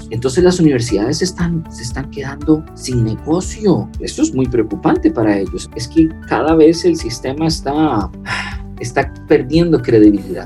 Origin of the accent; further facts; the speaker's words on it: Montreal, Quebec, Canada; first language French; Spanish is a second language; moved away; Yo me crié en Canadá, entonces mi primer idioma era, o aprendía a escribir y a leer en francés.